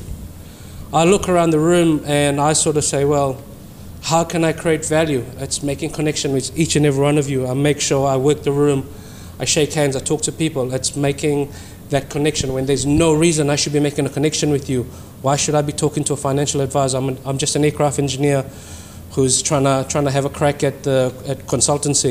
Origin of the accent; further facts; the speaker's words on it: Fiji; moved away as an adult; now in New Zealand; born and bred in Fiji, came to New Zealand some 20 years ago